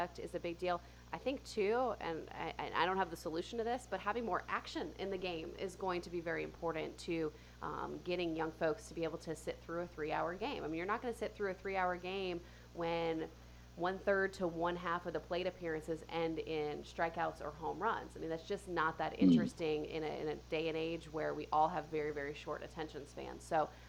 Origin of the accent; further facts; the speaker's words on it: Atlanta, Georgia, United States; I grew up in Atlanta